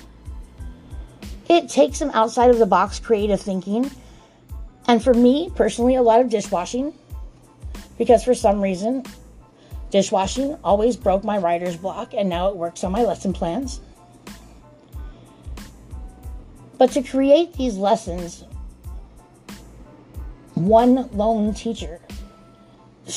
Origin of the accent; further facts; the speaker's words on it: Los Angeles, California, United States; accent: African American vernacular English; first language English; also born or lived in Utah; I grew up in Watts, California